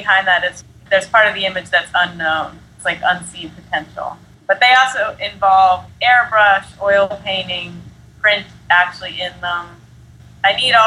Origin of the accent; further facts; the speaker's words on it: Philadelphia, Pennsylvania, United States; also born or lived in New Jersey; now in Brooklyn, United States; I grew up mostly in Philly